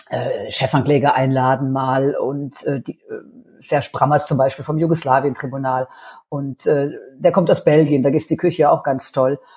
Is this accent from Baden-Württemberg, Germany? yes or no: yes; Baden-Württemberg, Germany; ich komme aus dem Badischen und es wird nicht umsonst die deutsche Toskana genannt